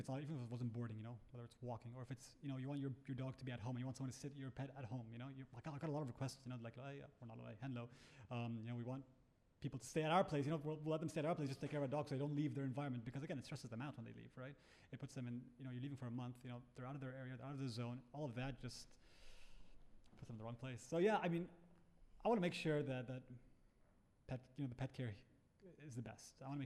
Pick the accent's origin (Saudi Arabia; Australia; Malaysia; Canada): Saudi Arabia; Tabuk, Tabuk Province; moved away; also born or lived in Chester, United Kingdom / Egypt; I lived in Saudi for. I grew up in Tabuk.